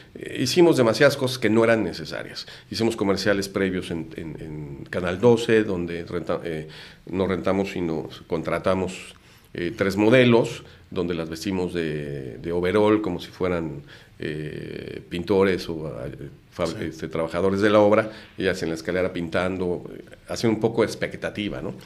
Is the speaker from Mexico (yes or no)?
yes; Mexico City, Mexico; moved away as an adult; now in Tijuana, Mexico; estudiaba en el Instituto Satélite en la Ciudad de México, yo soy de México, llevo casi 30 años viviendo en Tijuana.